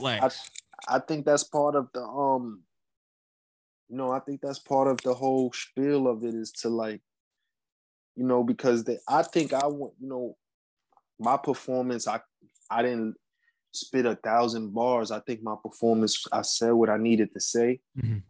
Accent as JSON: {"language": "English", "town": "New York City", "region": "New York", "country": "United States", "said": "I'm from New York"}